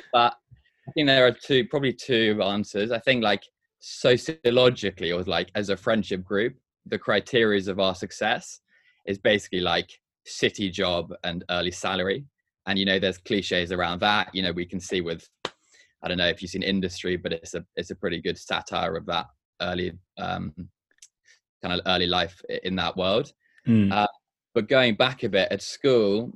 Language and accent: English; Hong Kong; moved away; also born or lived in Durham / London; I grew up in Hong Kong, so it was nice to go back there